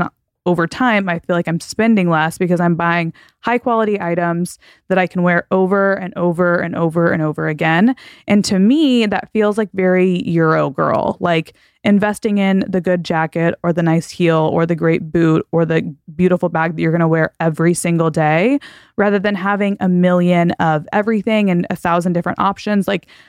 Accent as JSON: {"language": "English", "region": "Texas", "country": "United States", "tie": "born or raised there", "said": "I grew up in Texas and I went to college in Texas. Like Texans, we're kind of wild."}